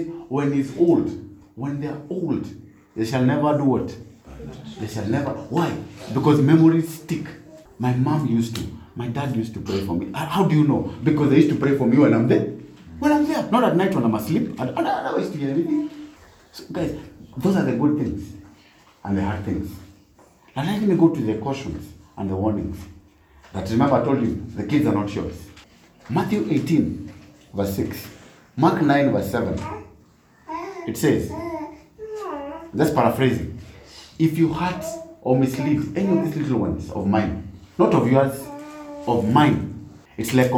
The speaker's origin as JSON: {"language": "English", "region": "Nairobi", "country": "Kenya", "tie": "born or raised there", "said": "I was brought up in Nairobi"}